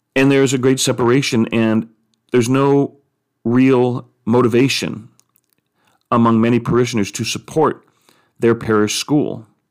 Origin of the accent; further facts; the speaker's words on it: United States; as American Catholics, as Catholics in the United States